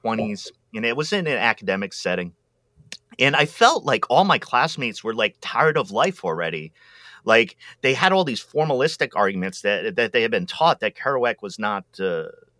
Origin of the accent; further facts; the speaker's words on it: Pawtucket, Rhode Island, United States; I grew up in Pawtucket, Rhode Island